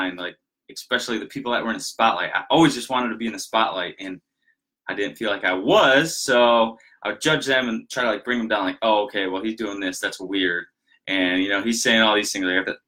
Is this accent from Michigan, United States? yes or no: yes; Michigan, United States; We lived in a smaller town up in Michigan. Most of you know I'm from Michigan. I'm outside of Grand Rapids